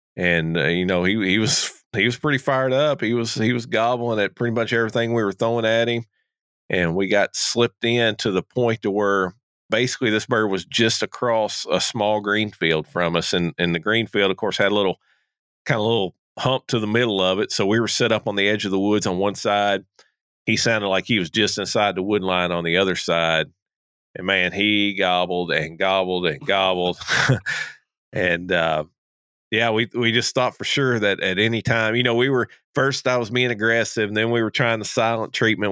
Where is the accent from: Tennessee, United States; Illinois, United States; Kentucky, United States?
Kentucky, United States; moved away; I'm originally from Kentucky